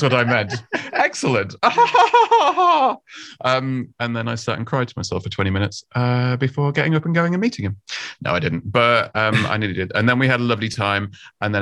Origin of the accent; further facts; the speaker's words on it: United Kingdom; I'm from the UK, as you can probably tell from my fantastic accent.